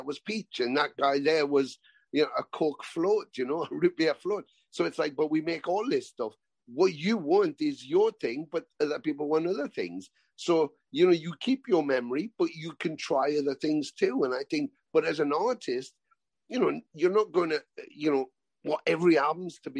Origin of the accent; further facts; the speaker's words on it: Canada; growing up in Canada and me sitting in my basement watching those on TV